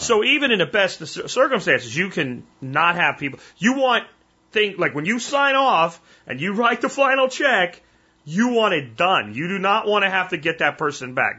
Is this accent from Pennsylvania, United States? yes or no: yes; Pennsylvania, United States; now in Texas, United States; I'm from Pennsylvania.